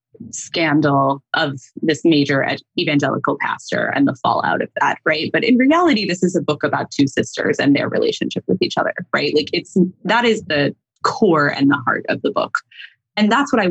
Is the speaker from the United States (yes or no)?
yes; North Texas, United States; So I grew up in North Texas, like CJ